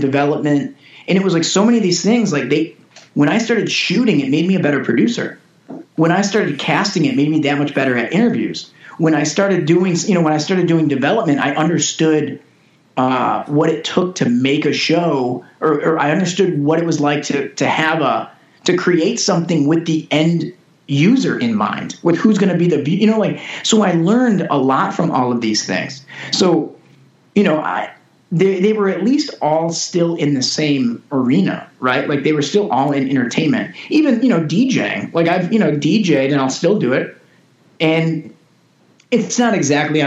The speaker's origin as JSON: {"language": "English", "town": "Detroit", "region": "Michigan", "country": "United States", "tie": "born or raised there", "moved": "as an adult", "lives_now": "Los Angeles, United States", "said": "I'm from Metro Detroit. I grew up, you know, kind of Detroit for a long time"}